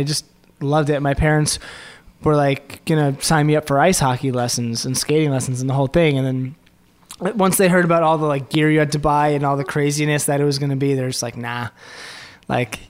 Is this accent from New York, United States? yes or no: yes; Rockland County, New York, United States; I grew up in Rockland County, New York